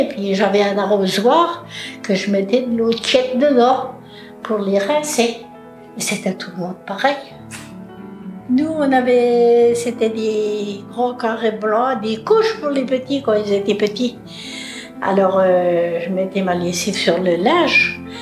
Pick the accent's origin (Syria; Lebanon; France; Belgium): France; Loudéac, Brittany; je suis née à Lorodec